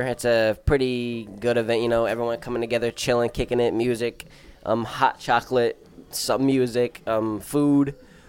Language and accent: English; New York City, New York, United States; now in Troy, United States; I've been in Troy. I wasn't born here. I was born in Brooklyn, but I've been at Troy for maybe 15, 16 years.